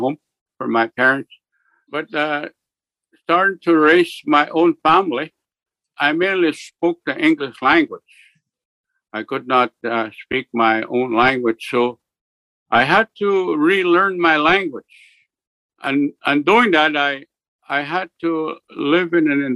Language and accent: English; Split Lake, Manitoba, Canada; also born or lived in Churchill, Manitoba / along the Canadian National Railway; I'm from Tataskweyak. We have here about close to 3,000 people on reserve. I'm living in a reservation here in northern Manitoba